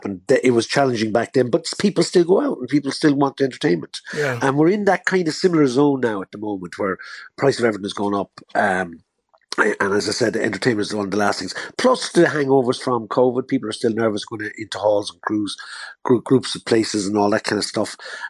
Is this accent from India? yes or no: no; Tipperary, on the border with Kilkenny, Munster, Ireland; I'm from Tipperary. I'm on the border. I grew up on the border with Kilkenny.